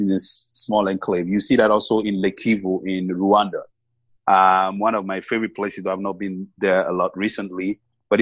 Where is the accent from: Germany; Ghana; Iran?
Ghana; I still enjoy going back home. I still miss Ghana. I love Accra